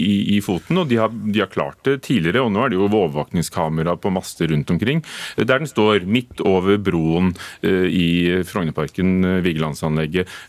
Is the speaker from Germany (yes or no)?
yes; Germany; now in Norway; Jeg er tysk, ja.